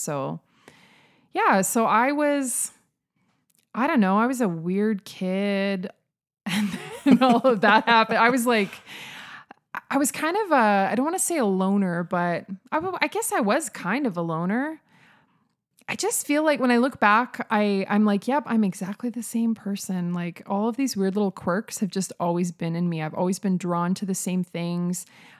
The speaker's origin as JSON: {"language": "English", "town": "Saskatoon", "region": "Saskatchewan", "country": "Canada", "tie": "born or raised there", "lives_now": "Calgary, Canada", "said": "So I grew up in Saskatoon. I was actually born in Calgary, grew up in Saskatoon."}